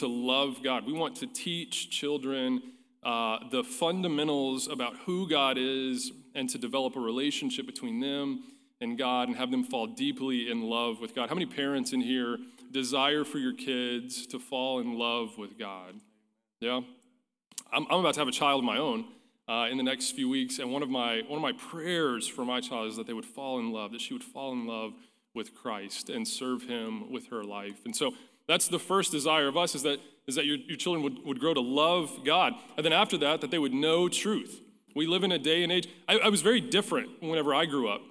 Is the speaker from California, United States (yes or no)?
no; Pampa, Texas, United States; growing up in Pampa, Texas, First Baptist Church